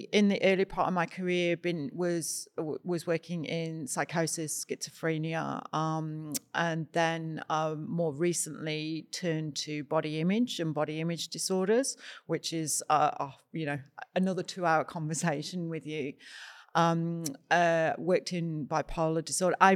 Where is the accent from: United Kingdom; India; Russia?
United Kingdom; psilocybin. I'm British.